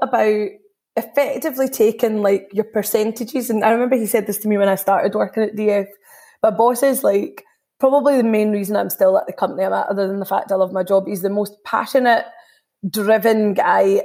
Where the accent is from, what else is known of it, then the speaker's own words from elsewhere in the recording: Scotland, United Kingdom; being third generation Indian in Scotland.